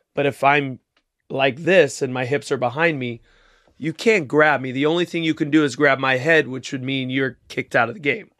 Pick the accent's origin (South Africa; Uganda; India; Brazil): Brazil; Rio de Janeiro; moved away; I was born in Rio